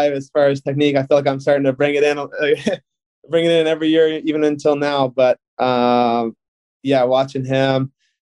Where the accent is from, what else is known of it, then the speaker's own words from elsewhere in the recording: Mississauga, Ontario, Canada; also born or lived in Oakville; I was lucky enough to get drafted my hometown team in Mississauga